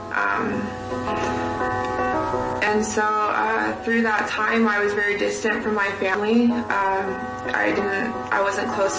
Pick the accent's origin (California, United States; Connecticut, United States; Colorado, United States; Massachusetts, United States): California, United States; born or raised there; moved away; also born or lived in Arizona